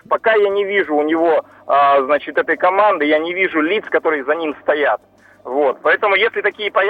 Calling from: Yekaterinburg, Sverdlovsk Oblast, Russia; с вами коллеги по выборам, я из Екатеринбурга.

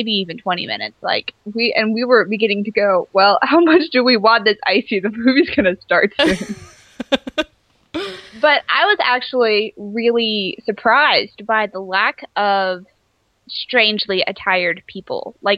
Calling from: Seattle, Washington, United States; Seattle, Washington. It's raining again.

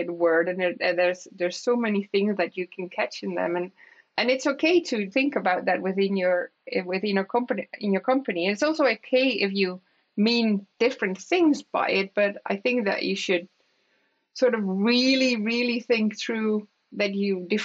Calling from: Aalsmeer, North Holland, Netherlands; English is a second language; I'm based in in Aalsmeer. I'm joining you from Aalsmeer, which is my which is where my home is at.

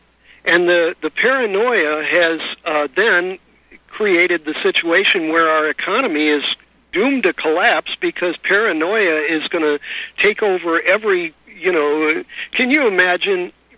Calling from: California, United States; I'm calling you from California

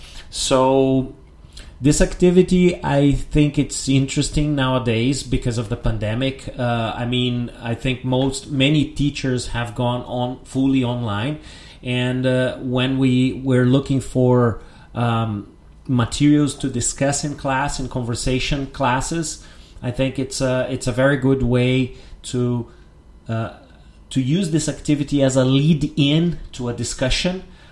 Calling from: Porto Alegre, Rio Grande do Sul, Brazil

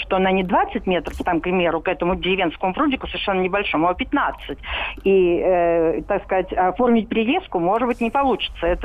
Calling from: Moscow, Russia; А, здравствуйте, я из Москвы.

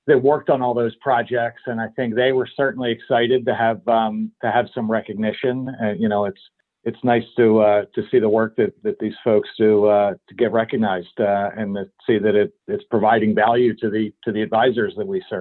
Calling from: Pennsylvania, United States; I'm about 30 miles north of Philadelphia in my uh, home office today.

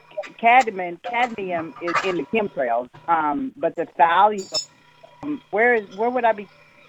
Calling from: Ohio, United States; I'm calling from Ohio.

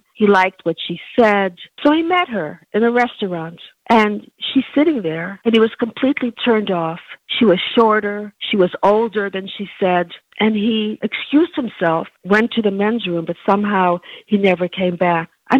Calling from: New Jersey, United States; I'm calling from New Jersey

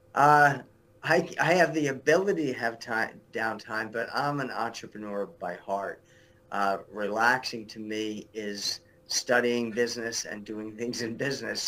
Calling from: Englewood, New Jersey, United States; I'm calling you from New Jersey. My office is in Englewood, New Jersey.

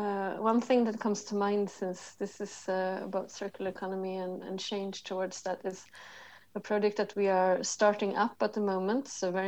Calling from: Stockholm, Stockholm County, Sweden; I'm calling you from Stockholm, Sweden. It's a rainy, grey December outside.

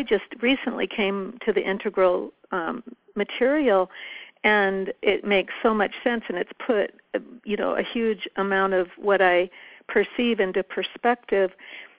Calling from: Paradise Valley, Montana, United States; I'm from Paradise Valley in Montana.

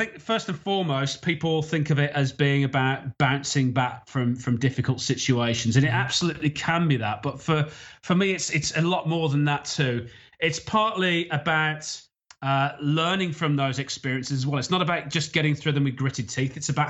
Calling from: Isle of Man; So I'm calling from the Isle of Man, which is in the Irish Sea. It's partway between the UK and Ireland.

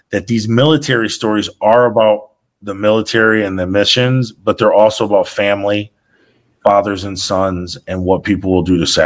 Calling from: Switzerland; I'm actually live from Switzerland right now.

